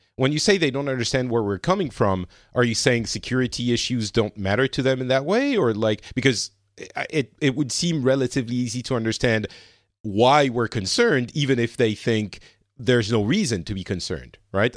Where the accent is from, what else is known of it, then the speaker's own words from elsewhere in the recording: France; now in Finland; I'm currently in Finland, but I'm originally from France